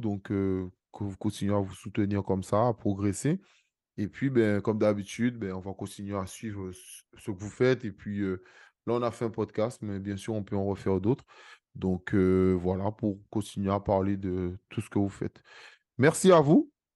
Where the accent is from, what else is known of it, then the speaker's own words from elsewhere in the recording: Guadeloupe; je suis guadeloupéen